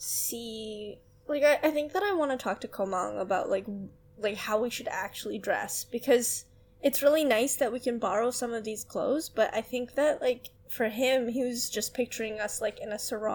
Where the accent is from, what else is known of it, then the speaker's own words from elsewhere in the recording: Canada; I'm Canadian